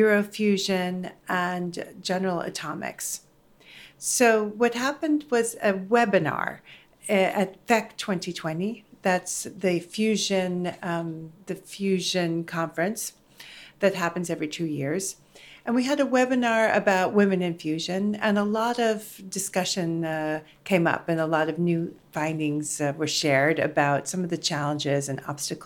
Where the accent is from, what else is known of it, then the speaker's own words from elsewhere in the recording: United States; also born or lived in Netherlands; I'm American and Dutch.